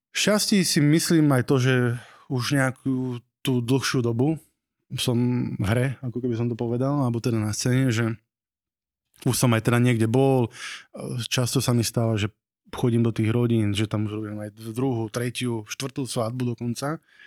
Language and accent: Slovak; Nové Zámky, Nitra Region, Slovakia; Pochádzam z Nových zámkov